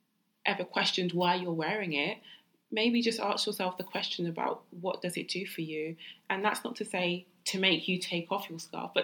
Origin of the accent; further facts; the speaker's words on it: London, United Kingdom; Jamaican and my dad's family from Barbados. But I was born and raised in London, East London girl.